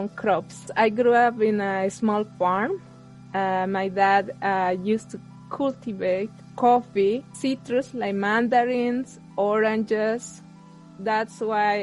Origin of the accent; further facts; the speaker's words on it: Coroico, La Paz, Bolivia; now in Fargo, United States; I am from Bolivia, from a small town called Coroico. Currently, I'm living in North Dakota, Fargo